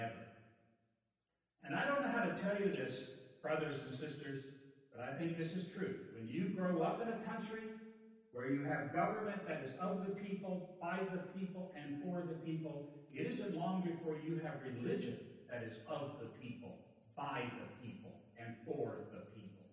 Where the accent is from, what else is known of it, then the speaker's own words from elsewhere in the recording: Virginia, United States; now in Florida, United States; I come from Virginia. This is where I was born and raised, within growing up in Virginia